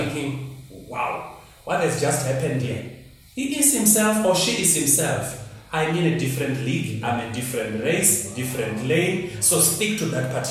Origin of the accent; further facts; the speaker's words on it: Limpopo, South Africa; I grew up in Limpopo, in the village